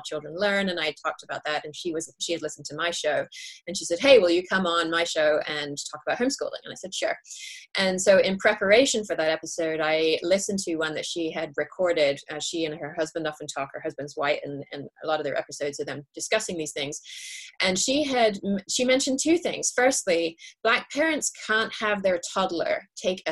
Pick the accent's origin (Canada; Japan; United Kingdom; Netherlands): United Kingdom; England; now in California, United States; I'm English originally